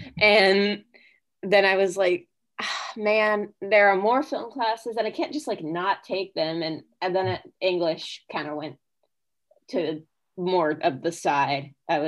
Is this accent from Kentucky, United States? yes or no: yes; Oldham County, Kentucky, United States; growing up even in Louisville, but I grew up in Oldham County, so there was like less.